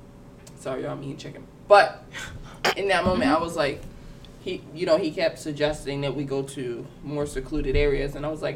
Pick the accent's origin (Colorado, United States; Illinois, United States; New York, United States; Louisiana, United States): New York, United States; New York City; I'm from New York City